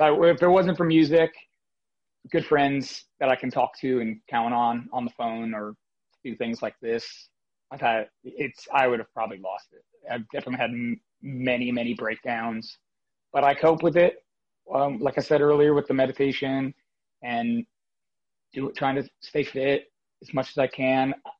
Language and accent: English; Fort Lauderdale, Florida, United States; also born or lived in New York City, United States; now in Nashville, United States; I'm originally from South Florida, Fort Lauderdale, Florida, but New York City and Brooklyn was my home for the last just about 15 years now